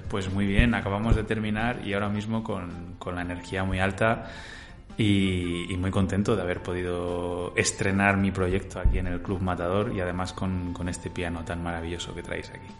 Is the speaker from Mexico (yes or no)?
no; Salamanca, Castile and León, Spain; mi tierra natal, de Salamanca